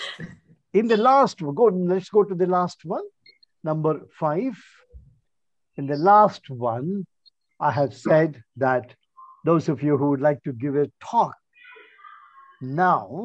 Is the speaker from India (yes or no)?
yes; India; accent: Indian English; People will say that you speak Indian English. Yes, I do. Because I'm Indian. So I speak my English